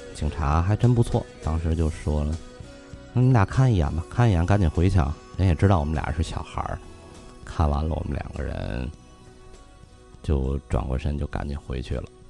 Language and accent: Chinese; Tianjin, China; accent: Tianjin dialect; 我们天津话叫瓢把子